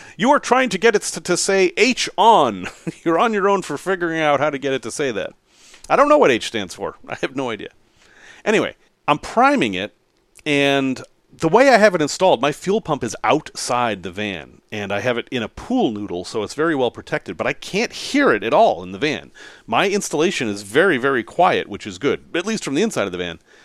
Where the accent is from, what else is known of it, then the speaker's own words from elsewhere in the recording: Salem, Massachusetts, United States; growing up in Salem, Massachusetts, as I did